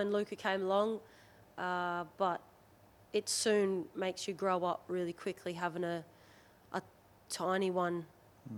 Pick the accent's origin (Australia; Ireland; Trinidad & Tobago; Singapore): Australia; 600 kilometres northwest of Brisbane, Queensland; moved away as an adult; also born or lived in Hervey Bay, Queensland; now in England, United Kingdom; spent 6 years by the seaside as a tiny tot, and then mum and dad up and moved out to the sticks, proper sticks